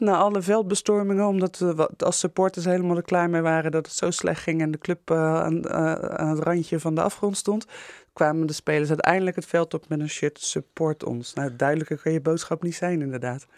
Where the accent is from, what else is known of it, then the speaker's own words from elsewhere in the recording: Rotterdam, South Holland, Netherlands; we als Rotterdammers